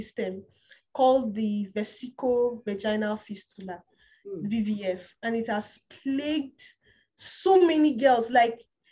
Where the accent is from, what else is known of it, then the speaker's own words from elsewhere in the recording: Kaduna State, Nigeria; also born or lived in Kogi State; I'm not from Kaduna State, I'm from Kogi State. Yeah. I was born and brought up and still lives in Kaduna State